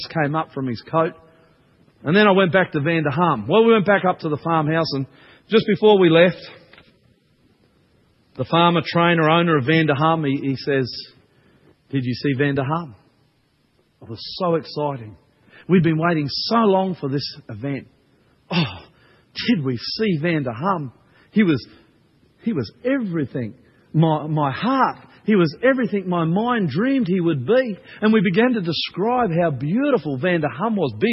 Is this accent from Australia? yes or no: yes; Australia; also born or lived in New Zealand; I'm Australian, not a New Zealander